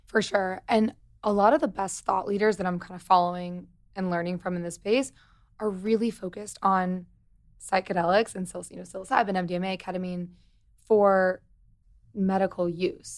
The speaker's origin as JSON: {"language": "English", "region": "Missouri", "country": "United States", "said": "I'm from Missouri"}